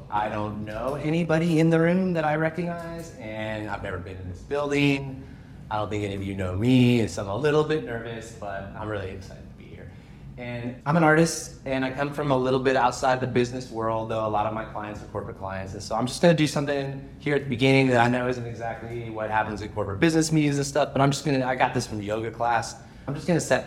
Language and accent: English; California, United States; moved away as an adult; now in Canada; I grew up in California. I moved here to Canada to go to university